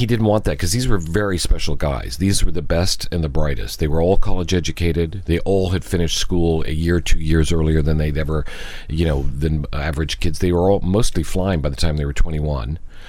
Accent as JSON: {"language": "English", "country": "United States", "said": "I love my country, I'm American"}